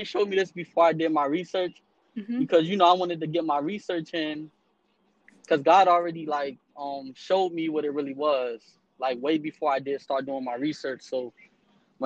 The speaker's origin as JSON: {"language": "English", "town": "Miami", "region": "Florida", "country": "United States", "said": "I'm from Miami, Florida"}